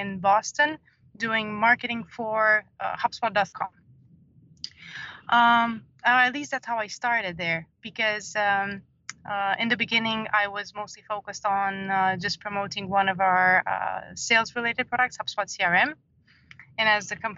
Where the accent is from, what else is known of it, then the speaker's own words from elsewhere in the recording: Romania; moved away as an adult; also born or lived in Dublin; I was born in Romania and I lived there for about 30 years